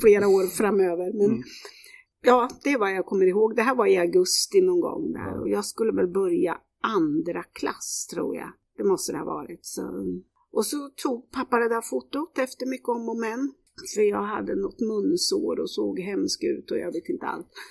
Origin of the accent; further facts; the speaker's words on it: Kisa, Östergötland, Sweden; Jag växte upp i Kisa. Det är södra Östergötland